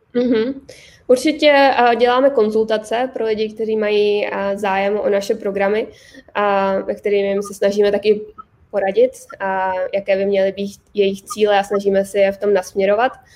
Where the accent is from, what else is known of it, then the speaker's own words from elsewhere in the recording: Hradec Králové, Hradec Králové Region, Czechia; moved away as an adult; also born or lived in Prague; now in United States; já jsem z Hradce Králové